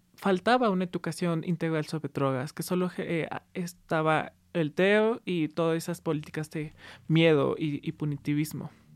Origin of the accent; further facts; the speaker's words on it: Aguascalientes, Mexico; Sí, crecí en Aguascalientes, que para los que no conozcan es un estado en el centro eh, del país